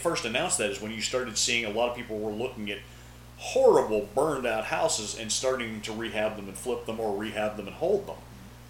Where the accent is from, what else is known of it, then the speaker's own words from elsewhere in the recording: Millvale, Pennsylvania, United States; I grew up in Millville across the river.